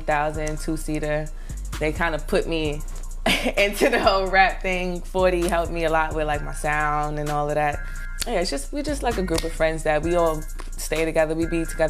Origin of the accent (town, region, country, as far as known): New York City, New York, United States; born or raised there; also born or lived in North Carolina